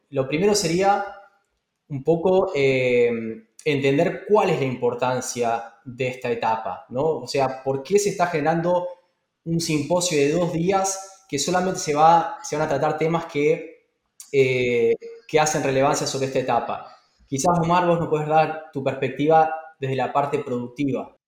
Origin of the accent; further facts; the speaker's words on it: Argentina; moved away; mi país, eh, a, mi tierra, Argentina